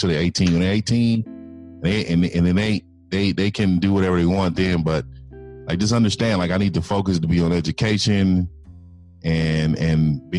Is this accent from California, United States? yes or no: yes; San Francisco, California, United States; San Francisco, California.